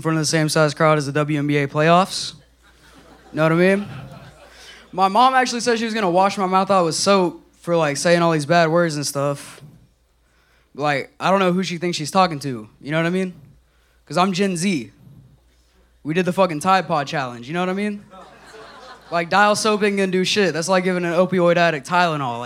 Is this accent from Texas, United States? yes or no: yes; Houston, Texas, United States; I'm from Houston